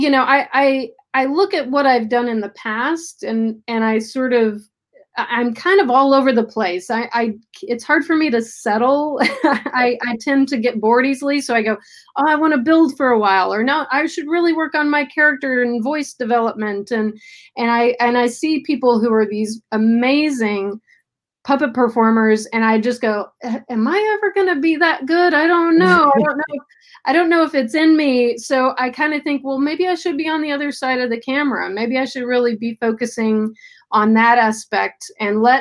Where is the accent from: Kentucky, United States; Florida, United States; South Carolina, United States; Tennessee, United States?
Tennessee, United States; now in Los Angeles, United States; Tennessee. That's my home state.